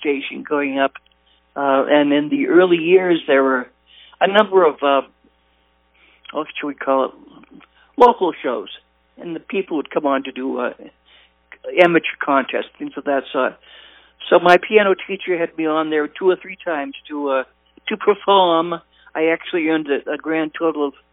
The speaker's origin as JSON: {"language": "English", "town": "Haverhill", "region": "Massachusetts", "country": "United States", "tie": "born or raised there", "said": "I was born and raised in Haverhill. I should say Bradford"}